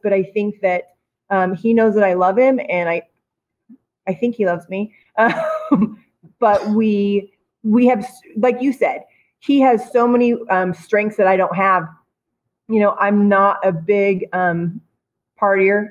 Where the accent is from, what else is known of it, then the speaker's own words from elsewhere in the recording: Twin Falls, Idaho, United States; also born or lived in Kimberly, Idaho; I'm not from Boise. I'm from Kimberly and Twin Falls